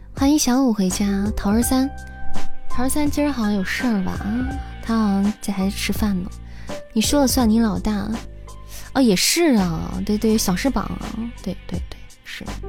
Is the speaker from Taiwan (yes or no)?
no; Xi'an, Shaanxi, China; 我是西安人